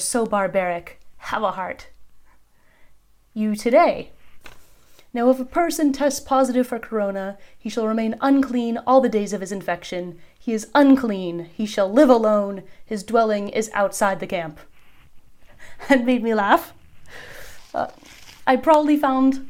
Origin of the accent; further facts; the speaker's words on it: United States; moved away as an adult; now in Turkey; I was born in America, but Turkey has been the home to my family and me for the last 10 years.